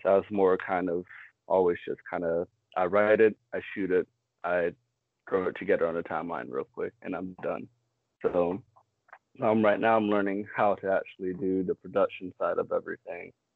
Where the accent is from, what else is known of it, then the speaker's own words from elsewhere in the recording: Fort Lauderdale, Florida, United States; also born or lived in West Palm Beach, Florida / Maryland; I was born and raised in West Palm Beach, Florida. Lived up in Maryland for a couple of years, and then after Hurricane Wilma, I moved down to Broward Fort Lauderdale, and I ended up going to middle school and high school there